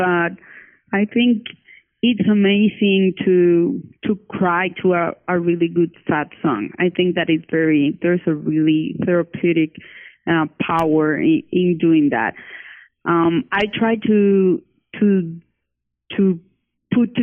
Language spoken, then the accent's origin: English; Cali, Valle del Cauca, Colombia; now in Bogota, Colombia; I live in Bogota, Colombia, but my family and I was born in Cali, Colombia.